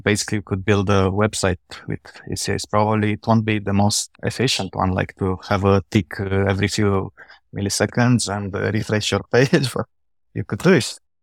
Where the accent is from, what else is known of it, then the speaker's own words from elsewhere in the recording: Romania; now in Vienna, Austria; I'm originally from Romania. I'm living in Vienna, in Austria.